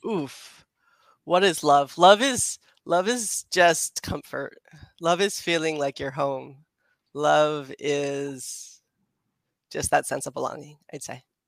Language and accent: English; United States; moved away as an adult; also born or lived in Philadelphia; now in Los Angeles, United States; I'm from DC suburbs, and I went to school in Philadelphia